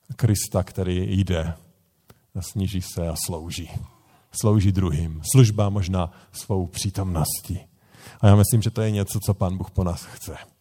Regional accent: Bohemia, Czechia; u nás v Čechách

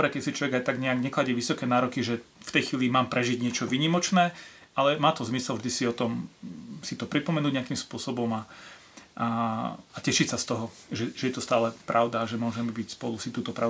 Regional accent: Bratislava, Bratislava Region, Slovakia; ja som zo západného Slovenska, z Bratislavy v podstate, ale Vianoce v našej rodine neboli typicky slovenské, ale vlastne moji rodičia obidvaja pochádzajú z Dolnej zeme, alebo pochádzali.

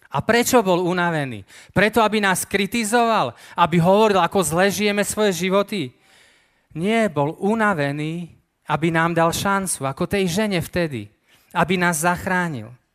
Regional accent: eastern Slovakia, Slovakia; ja pochádzam z východného Slovenska, ja tam aj žijem teraz

